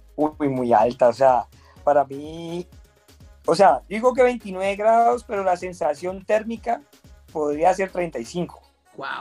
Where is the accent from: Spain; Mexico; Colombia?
Colombia; lo estaba viviendo en mi país